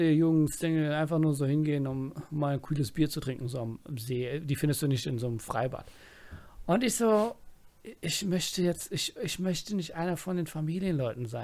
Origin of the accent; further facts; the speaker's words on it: Germany; wenn ich in den USA war, ich habe nie gesagt, ich komme aus Deutschland.